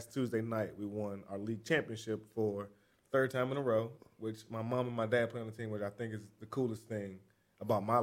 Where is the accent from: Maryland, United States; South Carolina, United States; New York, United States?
Maryland, United States; Fort Washington; I'm from Fort Washington